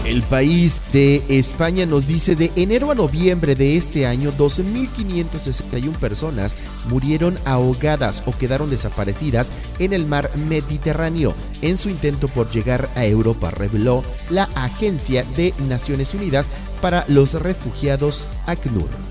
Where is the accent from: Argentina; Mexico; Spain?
Mexico; de nuestro país, de nuestro México lindo y querido